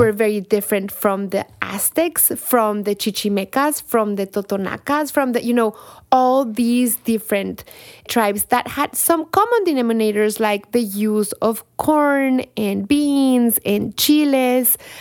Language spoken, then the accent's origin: English; Mexico City, Mexico; English is a second language; moved away as an adult; now in United States; As a chilanga, a Mexican from Mexico City